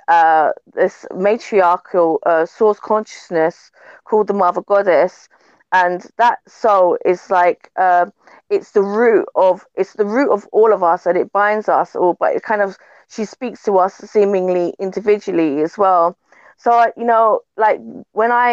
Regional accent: London, United Kingdom; moved away; also born or lived in Jamaica (heritage); my background is a Jamaican heritage, like born and raised in London, in a place called Brixton

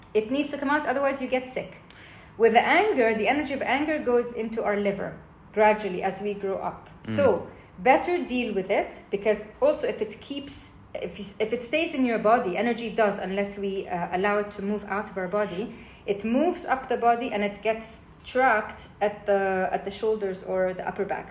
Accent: Jordan; I grew up in Jordan

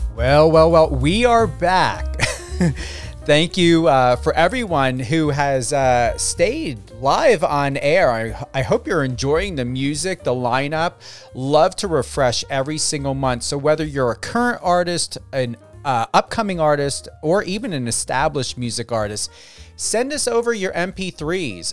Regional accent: New Jersey, United States; moved away; I was in New Jersey at the time, my home state

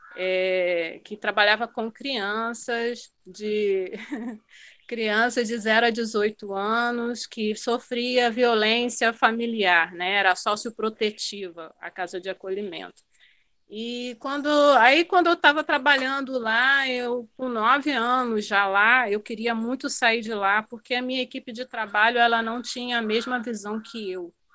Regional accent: Macaé, Rio de Janeiro, Brazil; moved away as an adult; now in Guinea-Bissau; eu sou macaense, da cidade de Macaé, né, no estado do Rio de Janeiro

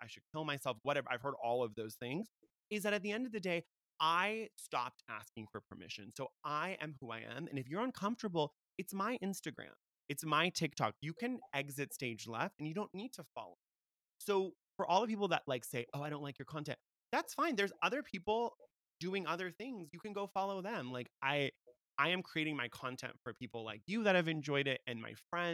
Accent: United States; I was born in America. People say, wow, you don't have an accent. Why would I have an accent? I was born in America

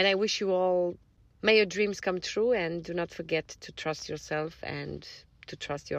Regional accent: Timișoara, Timiș County, Romania; I'm from Timișoara, Romania. I'm an actor, but not only, I'm also a freelancer

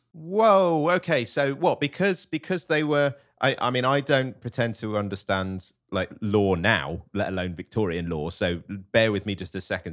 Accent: United Kingdom; As a British person

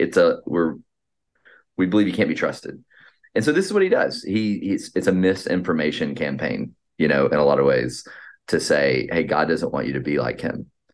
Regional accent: Atlanta, Georgia, United States; now in Boston, United States; I'm from the Atlant, Atlanta, Georgia area

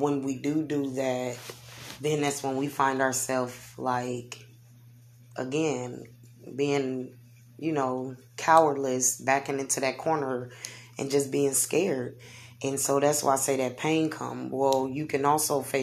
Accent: Omaha, Nebraska, United States; I see big dreams for here, us here in Omaha

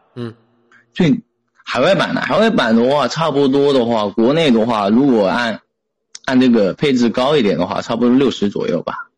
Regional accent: Putian, Fujian, China; 来自福建

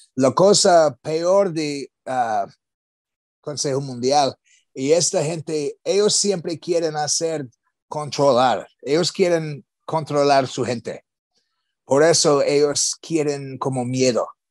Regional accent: United States; Spanish is a second language

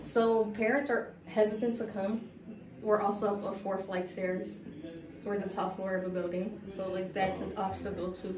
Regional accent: Los Angeles, California, United States; moved away as an adult; now in New York, United States; I'm from South Central, so I'm um, a product of LAUSD. I went to some of the worst high school, middle school areas

